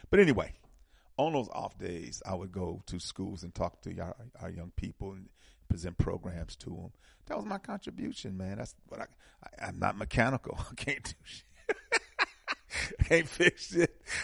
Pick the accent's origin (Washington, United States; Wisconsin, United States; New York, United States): Wisconsin, United States; Milwaukee; moved away; I'm from Milwaukee